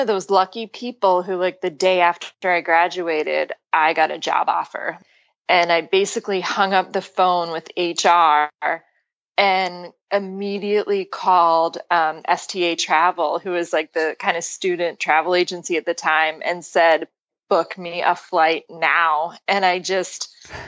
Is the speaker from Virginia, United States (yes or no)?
no; Pennsylvania, United States; So you're from Pennsylvania originally. Yeah, and, which is actually where I am now